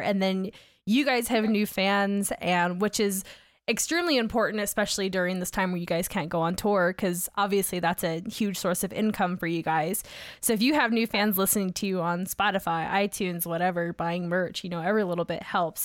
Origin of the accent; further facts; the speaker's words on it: Augusta, Georgia, United States; now in Salt Lake City, United States; where I grew up in Georgia, which, it was Augusta